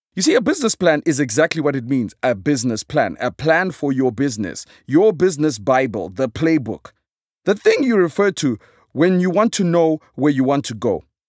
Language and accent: English; Zimbabwe; I am a comedian from Zimbabwe